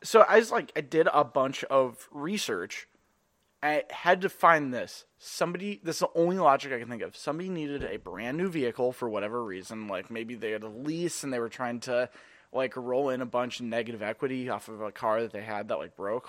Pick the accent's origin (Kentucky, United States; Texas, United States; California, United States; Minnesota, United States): Minnesota, United States; Edina; growing up in Edina